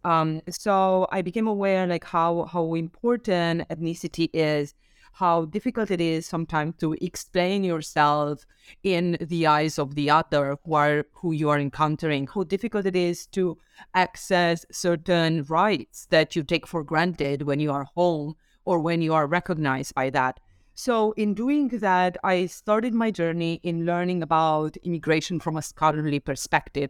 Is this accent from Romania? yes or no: yes; Romania; now in New York, United States; I came from Romania originally and right now I'm based in, um, New York